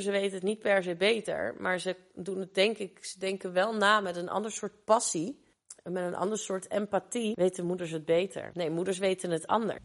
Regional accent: Rotterdam, South Holland, Netherlands; geboren en getogen in Rotterdam, in Kralingen

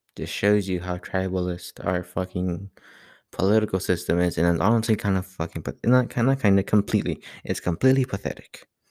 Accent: Laredo, Texas, United States; I'm from Laredo

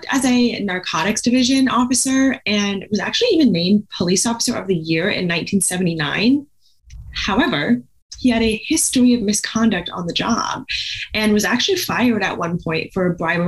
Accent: Indiana, United States; I grew up in Indiana

